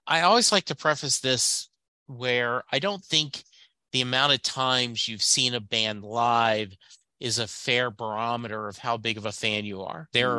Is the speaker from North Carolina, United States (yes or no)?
no; Louisiana, United States; But if you're a guy growing up in Southwest Louisiana like me in the 70s, I didn't.